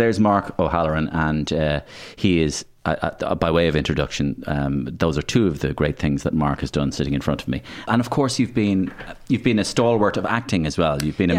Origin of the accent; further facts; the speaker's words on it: Waterford, Munster, Ireland; I'd be Waterford.